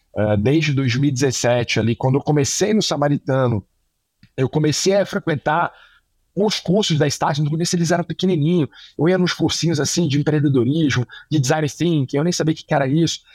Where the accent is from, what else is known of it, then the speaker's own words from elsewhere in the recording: Rio de Janeiro, Brazil; moved away as an adult; now in São Paulo, Brazil; eu sou paulista, fui pro Rio com três anos, porque meu pai foi pra Globo lá